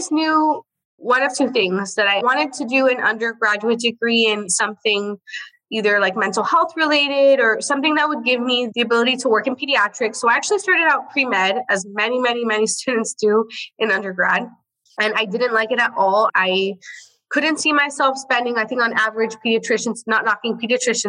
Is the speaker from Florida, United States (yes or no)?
yes; Miami, Florida, United States; I moved back to Miami because I'm born and raised in Miami